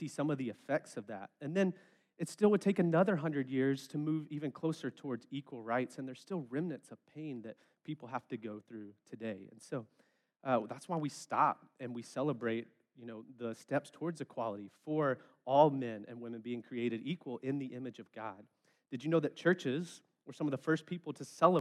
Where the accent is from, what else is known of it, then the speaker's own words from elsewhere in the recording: West Memphis, Arkansas, United States; I'm from West Memphis